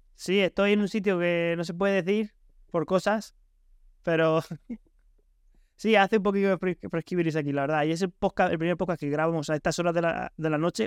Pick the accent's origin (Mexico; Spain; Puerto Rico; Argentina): Spain; mi pueblo de España